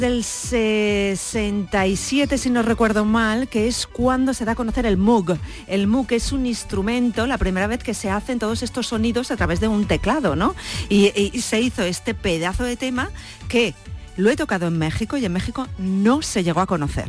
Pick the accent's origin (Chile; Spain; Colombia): Spain; Cuenca, Castilla-La Mancha; moved away; also born or lived in Ireland; yo ya desde los 17 años, 16 años, que soy de Cuenca, en Cuenca yo ya estaba con grupos